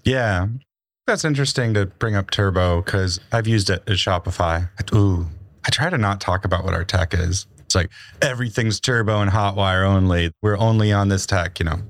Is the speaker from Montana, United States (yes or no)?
yes; Montana, United States; moved away; I grew up in Montana